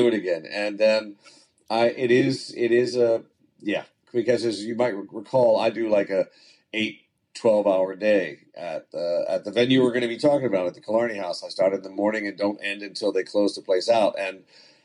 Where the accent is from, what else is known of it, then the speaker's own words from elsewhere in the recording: Pasadena, Maryland, United States; also born or lived in Annapolis, Maryland; growing up in the Baltimore, Washington area, specifically, as you said, in Pasadena and Annapolis and that area